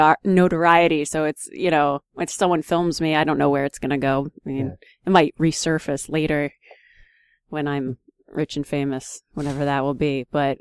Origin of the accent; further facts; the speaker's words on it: Easton, United States; I mean, it's cool because, you know, I grew up in Easton, so I like to do as many, you know, local things as possible.